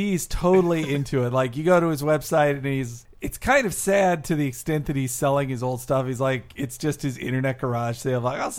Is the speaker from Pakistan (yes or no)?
no; Arkansas, United States; I'm from Arkansas.